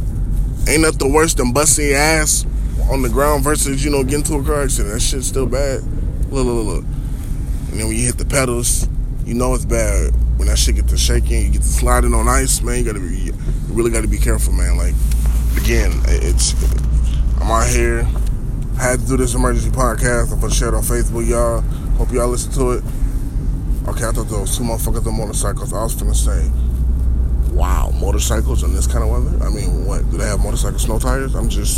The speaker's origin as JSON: {"language": "English", "region": "Minnesota", "country": "United States", "tie": "born or raised there", "said": "I'm from Minnesota. Lived in Minnesota all my life."}